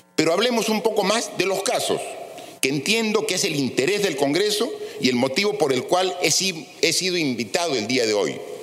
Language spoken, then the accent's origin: Spanish; Peru; como cualquier peruano